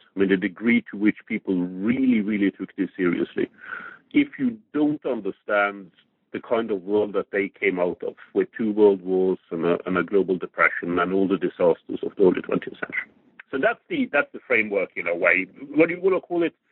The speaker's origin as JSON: {"language": "English", "country": "Norway", "tie": "born or raised there", "said": "I grew up in Norway in the 1960s"}